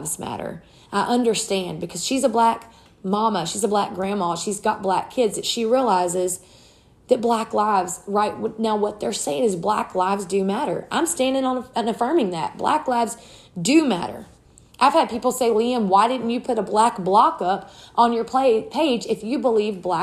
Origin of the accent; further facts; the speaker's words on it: South Louisiana, United States; I was raised in South Louisiana.